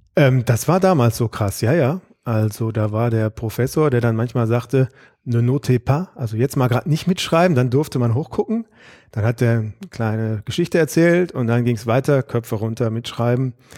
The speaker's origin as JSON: {"language": "German", "town": "Aachen", "region": "North Rhine-Westphalia", "country": "Germany", "tie": "born or raised there", "also_born_or_lived": "Freiburg / Grenoble", "moved": "as an adult", "lives_now": "Karlsruhe, Germany", "said": "ich bin in Aachen aufgewachsen"}